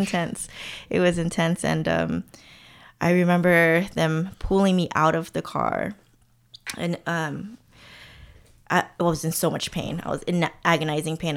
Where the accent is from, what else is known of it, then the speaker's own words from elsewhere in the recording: Alhambra, California, United States; moved away as an adult; also born or lived in Massachusetts; now in Oakland, United States; growing up in Alhambra